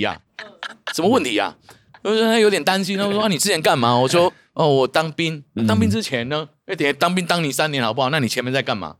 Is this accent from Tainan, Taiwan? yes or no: no; Changhua County, Taiwan; also born or lived in Xindian, New Taipei; now in New Taipei, Taiwan; 我是彰化人啊，我是彰化人，啊。我在彰化也住，住乡，乡下中的乡下。来到台北之后，本来台北市就是我们住不起的区域啦。嗯。就我们就住在新北，嗯。我就，我就住在新店